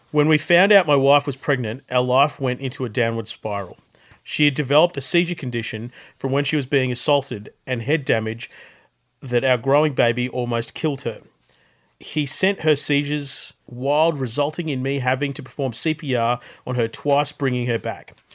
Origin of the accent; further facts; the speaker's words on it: Australia; Bit of a background about my family and how I was brought up in Australia.